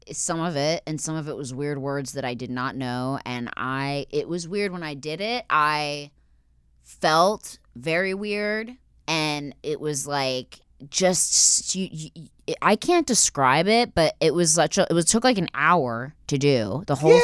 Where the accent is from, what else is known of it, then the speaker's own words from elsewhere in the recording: Philadelphia, Pennsylvania, United States; I'm from Philly